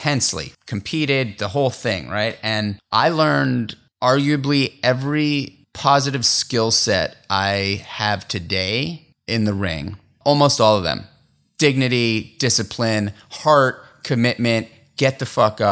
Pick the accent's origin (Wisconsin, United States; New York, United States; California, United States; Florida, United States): New York, United States; New York City; I grew up in New York City in Manhattan